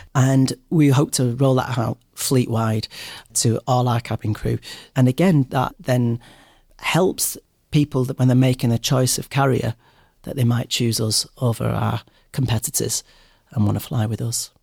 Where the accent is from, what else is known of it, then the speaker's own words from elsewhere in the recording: Manchester, North West England, United Kingdom; also born or lived in London; I love coming back to Manchester. I'm very proud of my city. I'm very proud of uh, being a Mancunian.